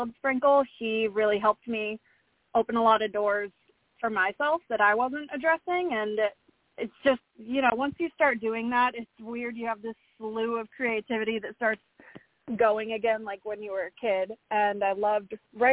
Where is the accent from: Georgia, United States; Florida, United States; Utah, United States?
Florida, United States; moved away as an adult; now in Nashville, United States; I'm originally from Florida. I've lived here since 2017 now